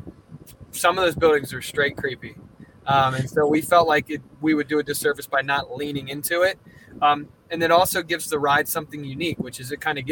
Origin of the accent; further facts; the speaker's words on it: Coatesville, Pennsylvania, United States; I grew up around Coatesville, Pennsylvania, and it was built around Lucan Steel.